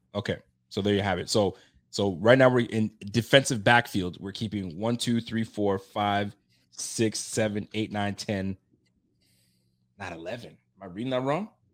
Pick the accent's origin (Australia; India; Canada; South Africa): Canada; I'm from Canada